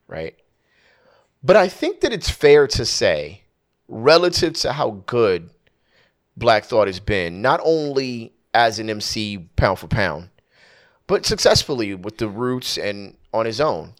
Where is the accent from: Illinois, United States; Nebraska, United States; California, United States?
California, United States; Southern; I'm from Southern California, born and raised, no plans of leaving whatsoever.